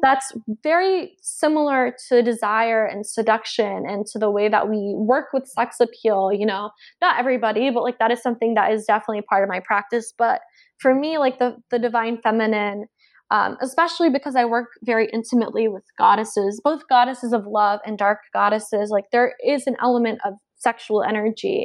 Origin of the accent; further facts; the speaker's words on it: Georgia, United States; moved away; also born or lived in South Carolina; I grew up on the East Coast and I was raised in Georgia and went to school in South Carolina